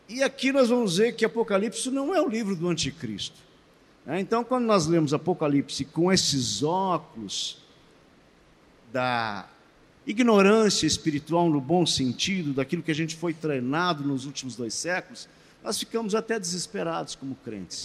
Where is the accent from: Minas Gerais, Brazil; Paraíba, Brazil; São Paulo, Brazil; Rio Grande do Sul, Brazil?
Rio Grande do Sul, Brazil; Estância Velha; Estância Velha, bem pertinho de Porto Alegre